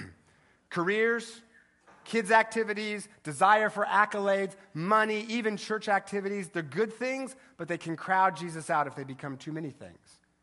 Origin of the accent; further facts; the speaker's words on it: Eastern Washington, United States; I'm from Eastern Washington